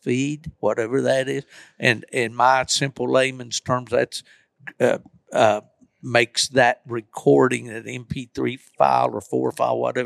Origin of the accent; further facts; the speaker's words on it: Appalachian Mountains, United States; I'm from the Appalachian Mountains